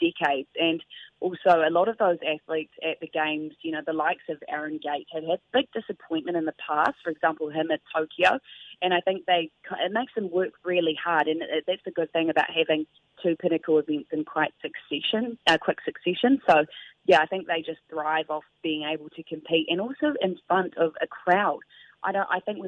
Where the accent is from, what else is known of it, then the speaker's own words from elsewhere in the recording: New Zealand; as a Kiwi